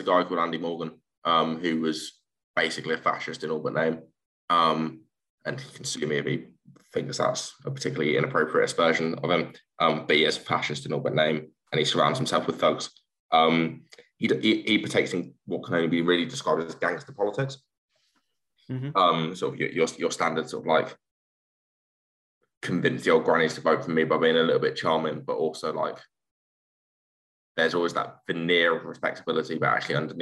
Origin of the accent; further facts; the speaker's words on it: Peterborough, East of England, United Kingdom; moved away as an adult; also born or lived in Essex / Colchester / Tower Hamlets, London; now in London, United Kingdom; I grew up in Peterborough, which is about 45 minutes north of King's